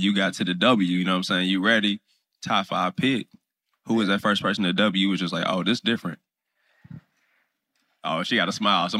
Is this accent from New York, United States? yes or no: no; Indianapolis, Indiana, United States; we are Club 520 right here, born and raised in Indianapolis, Indiana.